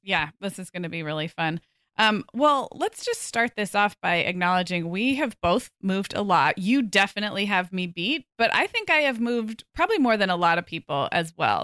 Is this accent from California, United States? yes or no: yes; Santa Barbara, California, United States; moved away as an adult; also born or lived in Oregon / Chicago / Arizona; now in Orange County, United States; We're moving back to my hometown of Santa Barbara